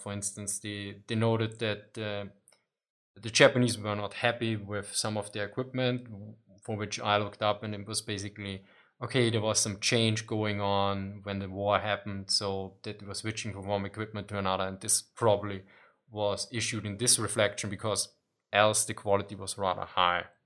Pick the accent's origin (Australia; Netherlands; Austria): Austria; I'm from Austria